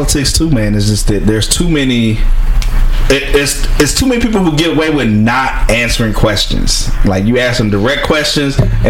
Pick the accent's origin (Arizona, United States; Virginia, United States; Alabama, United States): Virginia, United States; I did some racist shit. I was dumb. I'm from Virginia. I mean, it's kind of racist.